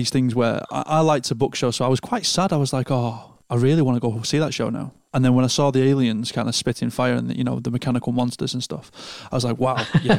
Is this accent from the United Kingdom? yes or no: yes; Lancashire, North West England, United Kingdom; Lancashire, the real Rose.